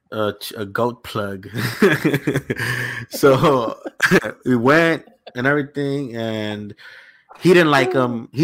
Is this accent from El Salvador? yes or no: yes; El Salvador; moved away; I grew up in Salvador for a little bit